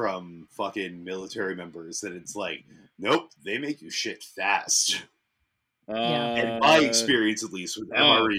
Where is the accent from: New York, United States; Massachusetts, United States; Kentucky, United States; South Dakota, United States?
Massachusetts, United States; Dover; accent: Boston; So where I grew up was in Dover, Massachusetts.